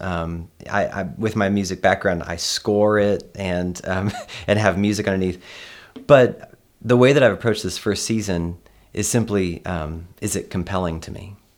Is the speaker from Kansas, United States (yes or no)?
yes; Kansas, United States; moved away; I'm from Kansas and I have this, like, very grounded nature about me